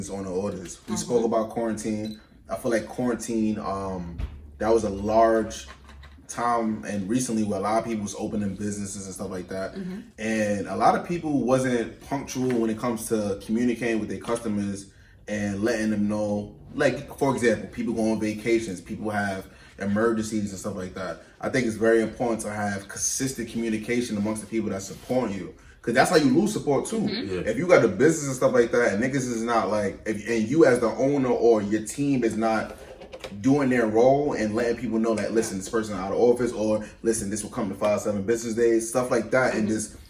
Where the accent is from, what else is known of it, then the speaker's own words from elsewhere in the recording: New York, United States; I'm from New York